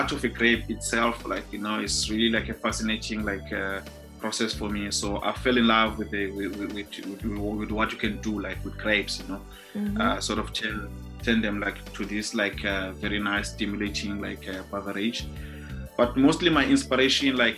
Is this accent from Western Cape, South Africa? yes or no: yes; Cape Town, Western Cape, South Africa; I was born and bred in Khayelitsha back in the days in 1986.